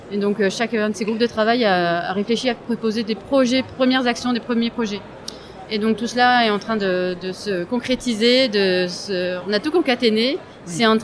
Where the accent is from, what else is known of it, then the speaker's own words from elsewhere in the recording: Strasbourg, Grand Est, France; strasbourgeoise, hein. donc euh, c'est facile hein, en fait.